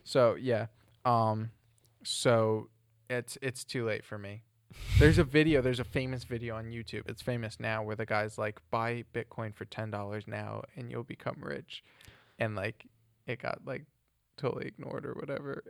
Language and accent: English; New Jersey, United States; moved away as an adult; also born or lived in Ohio / Ireland; now in England; growing up in New Jersey than going to uni in Ohio